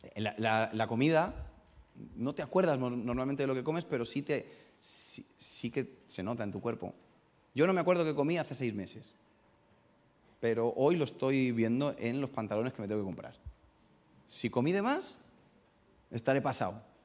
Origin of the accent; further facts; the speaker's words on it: Getafe, Community of Madrid, Spain; accent: madrileño; also born or lived in Burgos; yo hablo como madrileño, aunque soy de Burgos